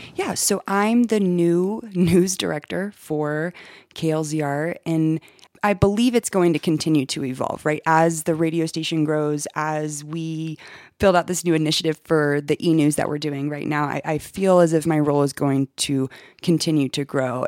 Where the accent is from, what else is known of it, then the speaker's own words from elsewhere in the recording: Augusta, Georgia, United States; moved away as an adult; also born or lived in Atlanta, Georgia; now in Westcliffe, United States; Originally, I'm from Augusta, Georgia. That's where I was born and raised